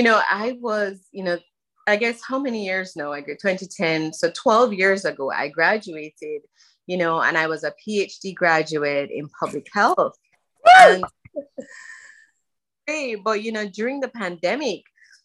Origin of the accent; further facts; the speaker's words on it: Jamaica; moved away as an adult; now in Florida, United States; I was born in Jamaica and I lived there until I was 19 and I came here for university and basically stayed.